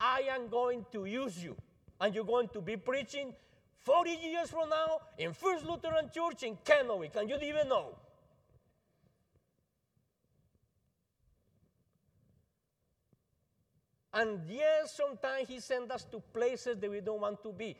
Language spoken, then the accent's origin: English; Colombia; English is a second language; now in United States; I'm from Colombia